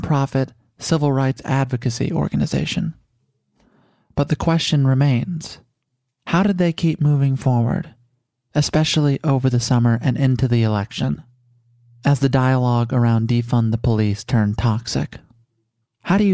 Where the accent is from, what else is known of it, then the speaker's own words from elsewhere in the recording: Chicago, Illinois, United States; now in Los Angeles, United States; here in Los Angeles and my hometown of Chicago